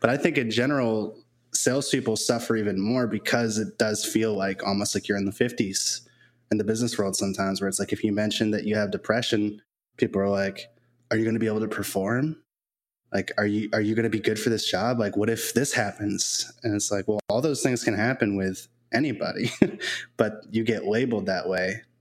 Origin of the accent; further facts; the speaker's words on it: New England, United States; now in Tampa Bay area, United States; I grew up in New England